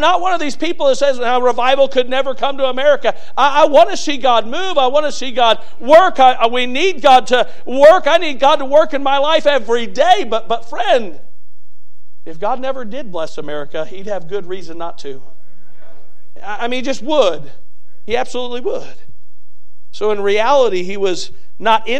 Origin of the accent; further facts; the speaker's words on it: United States; being an American